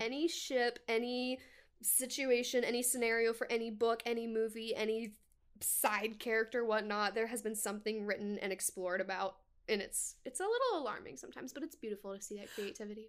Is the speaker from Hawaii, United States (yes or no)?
no; Washington, United States; moved away as an adult; also born or lived in Tri-Cities, Washington; now in Orlando, United States; I'm from Washington State